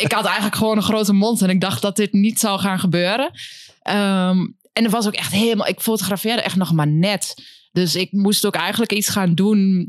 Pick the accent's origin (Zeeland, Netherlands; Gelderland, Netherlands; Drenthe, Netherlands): Gelderland, Netherlands; Winterswijk; now in Enschede, Netherlands; de Achterhoek uit Winterswijk